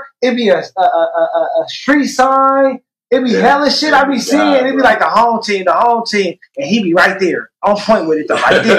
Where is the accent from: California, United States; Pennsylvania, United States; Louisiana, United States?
California, United States; Oakland; me personally, I'm born in 86. Even though you know where I'm from Oakland.